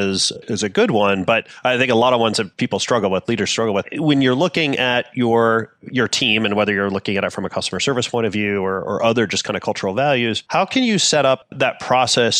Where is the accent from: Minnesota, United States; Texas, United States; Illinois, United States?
Minnesota, United States; I grew up in Minnesota, and we had this phrase called Minnesota nice